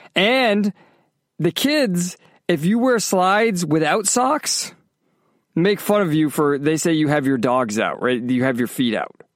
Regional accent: Massachusetts, United States; also born or lived in California; now in Florida, United States; growing up in Massachusetts

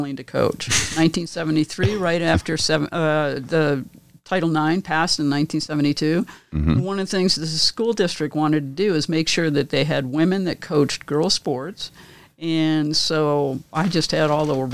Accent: Dearborn, Michigan, United States; I grew up in Dearborn, Michigan, Ford country, and love Michigan.

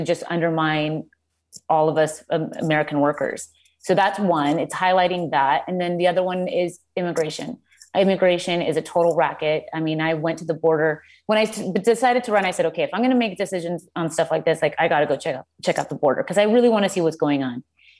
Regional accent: Colombia; now in United States; I grew up in Colombia

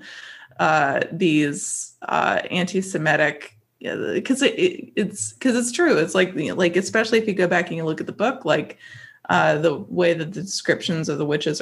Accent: North Carolina, United States; I was born and raised in North Carolina

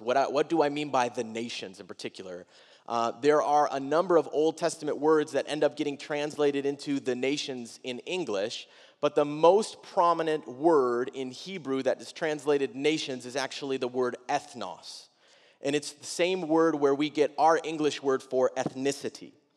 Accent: Wisconsin, United States; I'm fourteen. I'm from Wisconsin.

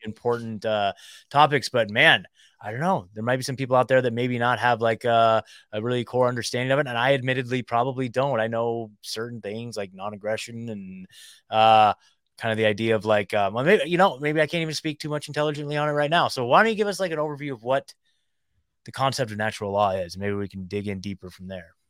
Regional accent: Oregon, United States; moved away as an adult; also born or lived in Eugene, Oregon; now in Nashville, United States; So I lived in Eu, Oregon my whole life.

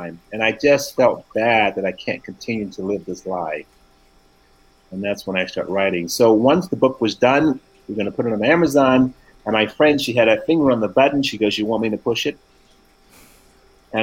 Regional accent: Tennessee, United States; moved away; also born or lived in California; I never forgot I'm from Tennessee

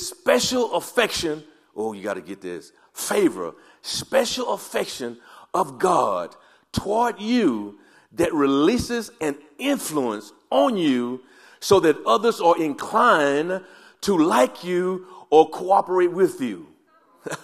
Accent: the South, United States; I grew up in the South and it was always yes, ma'am

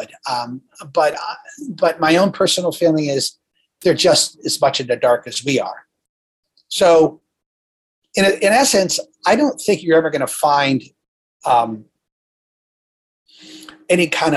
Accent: northeastern Ohio, United States; I grew up in Ohio, in northeastern Ohio

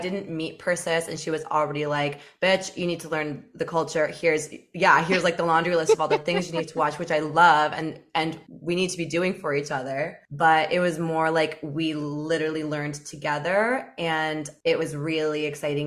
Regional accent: London, Ontario, Canada; also born or lived in Toronto; now in Vancouver, Canada; I'm from London, Ontario, which is about 2 hours away from Toronto.

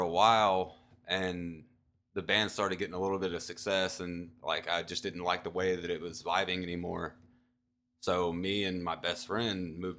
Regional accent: Dallas, Texas, United States; moved away as an adult; I was raised in the Dallas area.

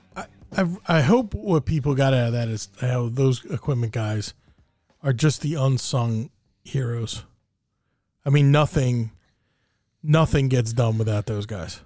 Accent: New Jersey, United States; growing up in Jersey

